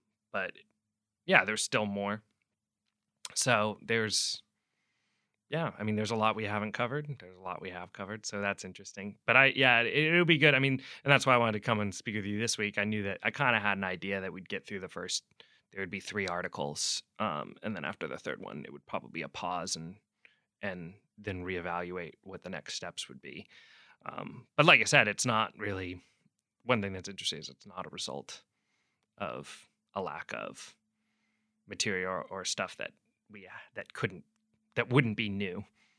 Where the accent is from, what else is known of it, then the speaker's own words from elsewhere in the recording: Pacific Northwest, United States; I'm from the Pacific Northwest.